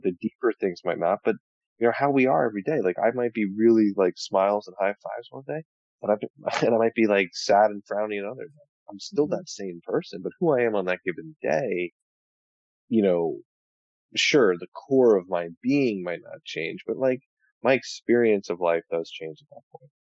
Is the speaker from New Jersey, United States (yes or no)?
yes; New Jersey, United States; I'm from New Jersey